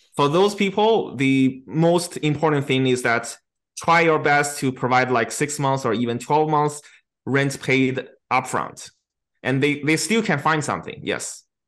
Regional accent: China; now in Canada; my hometown in China

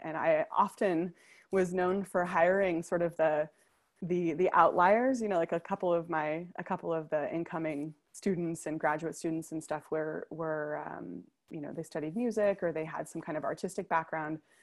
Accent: United States; moved away as an adult; also born or lived in New York City; now in Copenhagen, Denmark; as an American

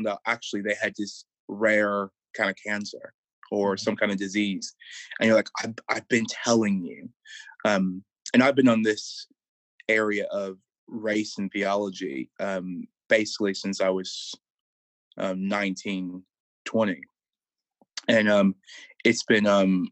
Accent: Chicago, Illinois, United States; now in Durham, United Kingdom; I grew up in Chicago

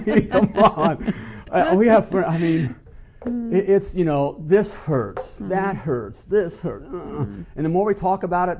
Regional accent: Dayton, Ohio, United States; my hometown where mm-hmm. I grew up most of my life, Dayton, mm-hmm. Ohio.

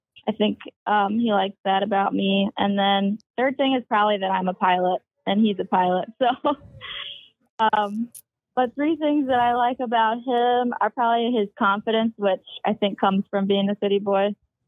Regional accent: Minnesota, United States; though I grew up skiing in Minnesota.

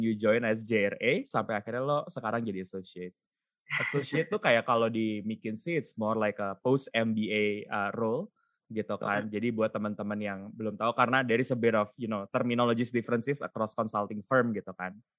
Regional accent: Bandung, West Java, Indonesia; Gue kan lahir dan besar di Bandung

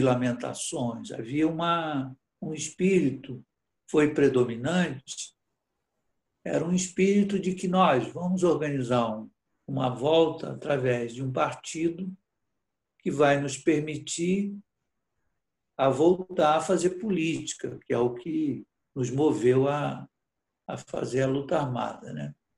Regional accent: Brazil; moved away as an adult; also born or lived in Portugal; Eu praticamente voltei a, a ser brasileiro, voltando do exílio

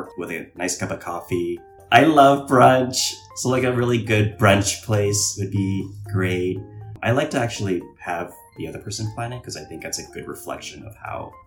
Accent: Hong Kong; moved away as an adult; also born or lived in Vancouver, Canada; now in San Francisco, United States; I'm originally from Vancouver, Canada, and then actually grew up in Hong Kong and then came to the US, San Francisco in college and have never left.

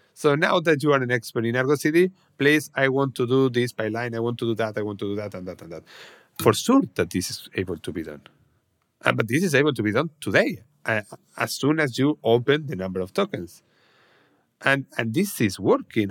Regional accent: Salamanca, Castile and León, Spain; my hometown, Salamanca

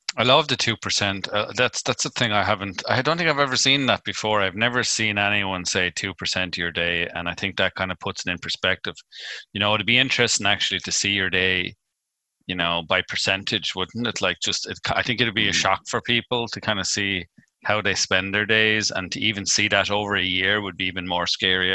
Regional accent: Ireland; being Irish

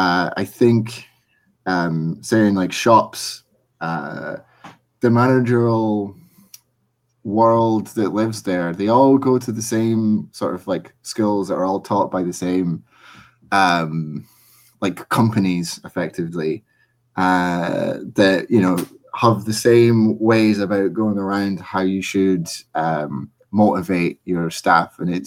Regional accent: Edinburgh, Scotland, United Kingdom; moved away as an adult; now in Ireland; I'm originally from Edinburgh and I moved to Ireland about 4 years ago. So most of my working life has been spent in Scotland

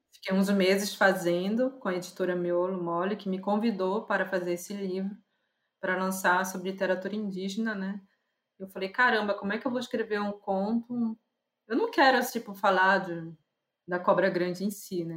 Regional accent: Belém, Pará, Brazil; eu sou de Maeri, mas que a minha origem vem, veio vindo do Tapajós

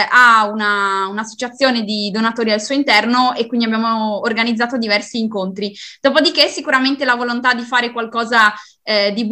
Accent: Fagagna, Friuli-Venezia Giulia, Italy; Io vengo da Fagagna, in provincia di Udine.

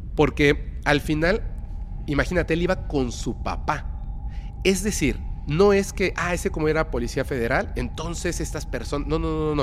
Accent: Mérida, Yucatán, Mexico; also born or lived in Mexico City; yo soy eh, mexicano

